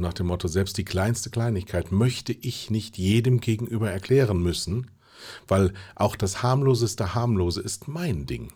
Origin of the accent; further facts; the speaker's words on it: Mettmann, North Rhine-Westphalia, Germany; Das Ganze in der Nähe von Mettmann. Da komme ich nämlich her